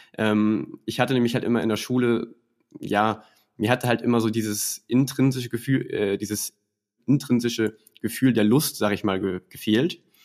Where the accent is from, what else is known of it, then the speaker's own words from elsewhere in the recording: Schleswig-Holstein, Germany; Ich komme aus Schleswig-Holstein